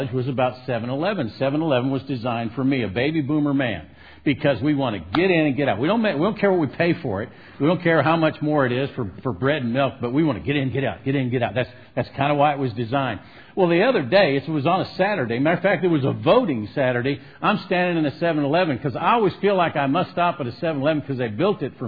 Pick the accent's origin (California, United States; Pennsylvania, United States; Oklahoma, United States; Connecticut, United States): California, United States; Southern; I'm from Southern California, the land of the fruits and nuts and flakes.